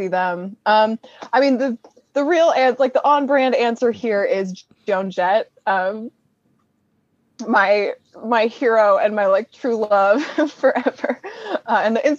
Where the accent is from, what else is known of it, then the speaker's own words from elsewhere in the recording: California, United States; I'm from California